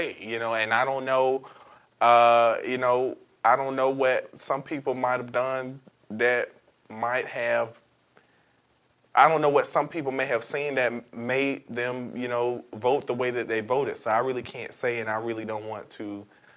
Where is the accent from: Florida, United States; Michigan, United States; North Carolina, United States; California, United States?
Florida, United States; Sanford; growing up in Sanford